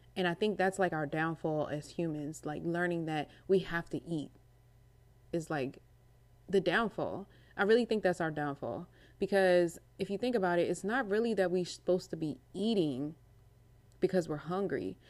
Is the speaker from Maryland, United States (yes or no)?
yes; Maryland, United States; I'm from Maryland